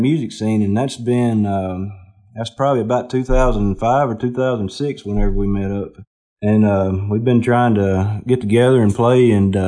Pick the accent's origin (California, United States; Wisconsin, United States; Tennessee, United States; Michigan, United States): Tennessee, United States; Lewisburg; now in Martin, United States; I do live there now and have been there for years, but I'm actually from about an hour south of Nashville